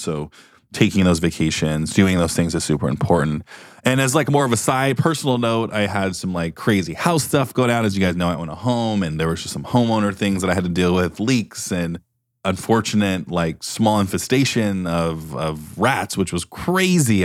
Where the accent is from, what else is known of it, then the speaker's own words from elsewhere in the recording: Beaverton, Oregon, United States; I'm from Beaverton, Oregon